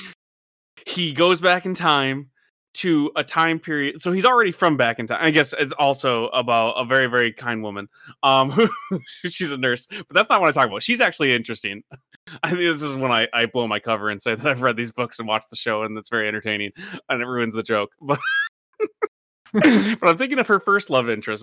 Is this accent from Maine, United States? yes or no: no; Michigan, United States; growing up in Michigan